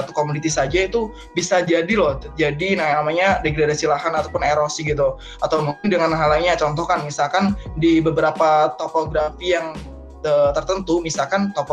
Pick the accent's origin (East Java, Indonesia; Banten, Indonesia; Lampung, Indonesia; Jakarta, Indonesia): Lampung, Indonesia; asal gue dari daerah Lampung.